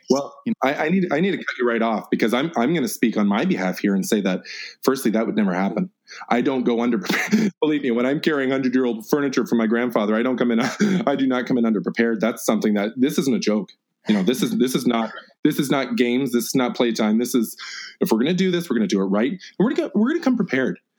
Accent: Georgia, United States; I'm from Georgia.

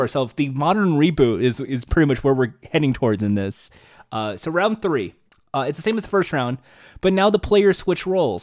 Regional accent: United States; I'm American

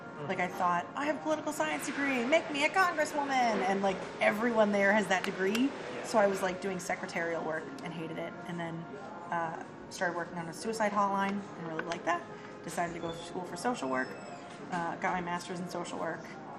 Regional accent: Danvers, Massachusetts, United States; also born or lived in Worcester / Melrose; I am 30. I was born in Worcester. My parents lived there, and then we moved to Melrose up until I was like in fourth grade. Then we moved to Danvers, which is where I basically grew up. I hated it. And I liked Melrose.

